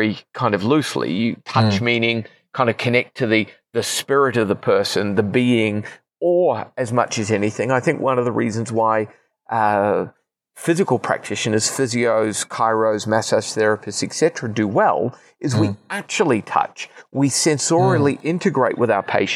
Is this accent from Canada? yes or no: no; New Zealand; moved away as an adult; also born or lived in Queensland, Australia; now in Australia; we're in the quasi-indiscriminate spot of being New Zealand citizens, which means we don't really count as permanent residents, but we're not New Zealanders anymore either after 15 years